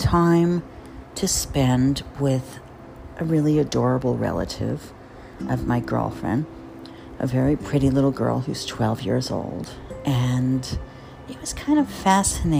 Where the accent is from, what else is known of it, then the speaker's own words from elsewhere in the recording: Jersey Shore, New Jersey, United States; now in New York, United States; I grew up on the Jersey Shore